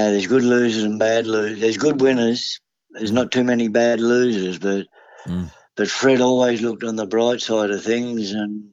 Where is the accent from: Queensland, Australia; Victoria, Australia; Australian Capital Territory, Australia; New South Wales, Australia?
New South Wales, Australia; Parramatta; also born or lived in Wagga Wagga; I was born at Parramatta Hospital and, you know, never really left the area